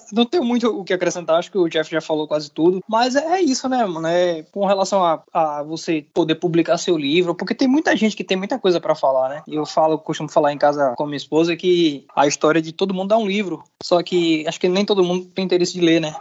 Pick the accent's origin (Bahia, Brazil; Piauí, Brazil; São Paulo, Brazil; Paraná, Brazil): Bahia, Brazil; Salvador; sou aqui de Salvador, sou do Nordeste